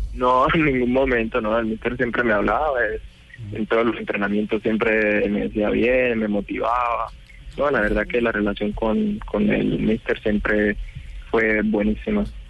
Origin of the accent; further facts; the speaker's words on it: Colombia; moved away as an adult; now in Italy; En el momento que salí de Colombia, ya a los 21